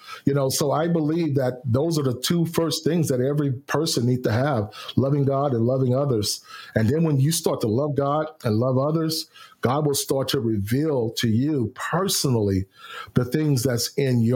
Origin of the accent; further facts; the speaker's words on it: Houston, Texas, United States; My hometown of Houston, Texas.